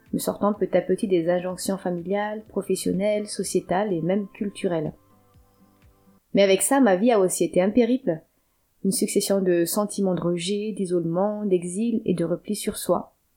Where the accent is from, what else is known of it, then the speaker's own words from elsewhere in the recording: Antananarivo, Analamanga, Madagascar; moved away as an adult; now in France; J'ai grandi jusqu'à mes 19 ans dans la capitale malgache, de l'île de Madagascar